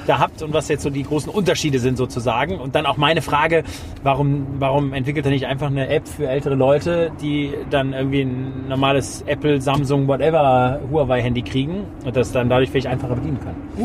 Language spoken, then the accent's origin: German; Germany; Jetzt bin ich ja Deutscher